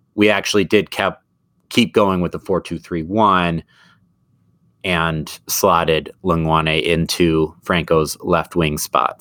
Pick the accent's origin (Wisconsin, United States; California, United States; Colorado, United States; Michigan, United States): Wisconsin, United States; Southern; I'm from Southern Wisconsin